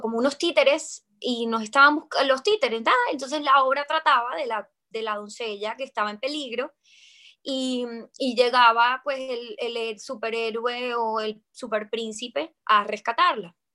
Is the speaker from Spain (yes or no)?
no; Colombia; soy actriz colombiana